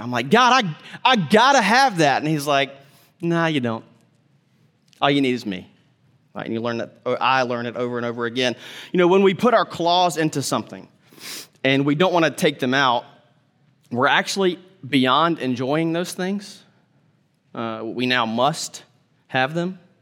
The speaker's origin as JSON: {"language": "English", "country": "United States", "said": "as modern American people"}